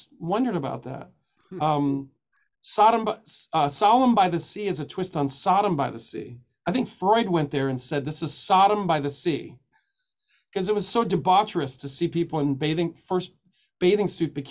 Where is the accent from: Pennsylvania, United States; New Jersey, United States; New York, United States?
New York, United States; New York City; I grew up in Coney Island